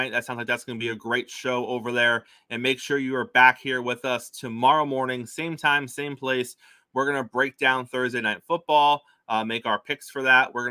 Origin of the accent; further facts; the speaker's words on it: Brooklyn, New York, United States; I'm from Brooklyn. I don't have a problem saying it to his face.